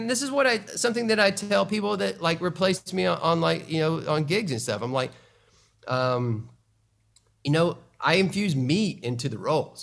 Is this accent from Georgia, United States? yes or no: yes; Atlanta, Georgia, United States; my hometown in Atlanta